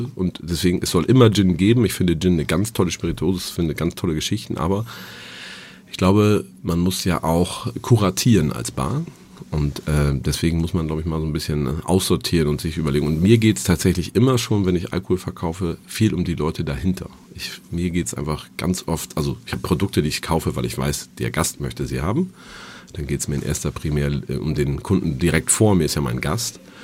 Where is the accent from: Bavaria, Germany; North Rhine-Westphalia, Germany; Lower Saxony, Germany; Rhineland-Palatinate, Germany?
Lower Saxony, Germany; Dinklage; now in Hamburg, Germany; ich komme gewöhnlich aus Dinklage und das, bin aufgewachsen in einem im Landgasthof Meier in Bünne